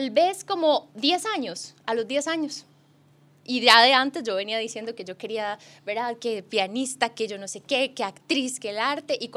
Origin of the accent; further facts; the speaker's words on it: San José, Costa Rica; born there; also born or lived in Golfito / Sarapiquí / Heredia; yo nací en San José, en el Hospital México, pero después por el trabajo de mi papá anduve en Golfito, en Zarapiquí, en siquires. en Heredia, en Atillo 7.